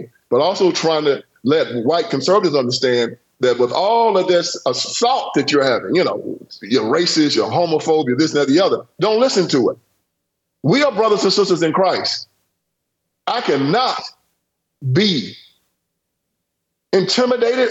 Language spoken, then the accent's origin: English; Haywood County, Tennessee, United States; I was born on a cotton plantation in Haywood County, Tennessee